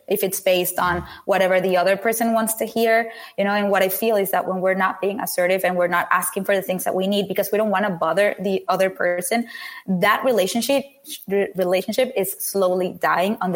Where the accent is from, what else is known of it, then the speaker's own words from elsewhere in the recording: Venezuela; I come from Venezuela